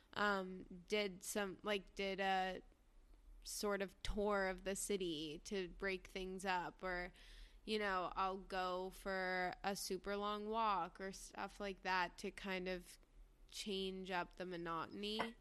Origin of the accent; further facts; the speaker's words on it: New York, United States; growing up in New York